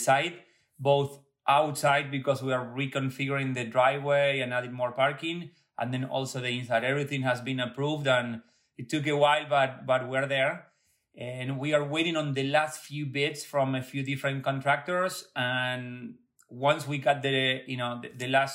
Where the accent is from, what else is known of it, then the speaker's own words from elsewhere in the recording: Buenos Aires, Argentina; now in Connecticut, United States; born and raised in Buenos Aires